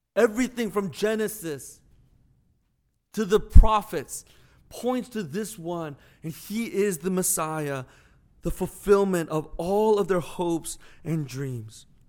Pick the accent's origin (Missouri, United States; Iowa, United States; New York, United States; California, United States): Missouri, United States; St. Louis; I'm from Saint Louis